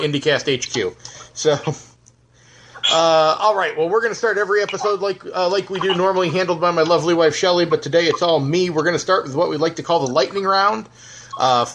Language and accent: English; New York, United States; I'm from New York too.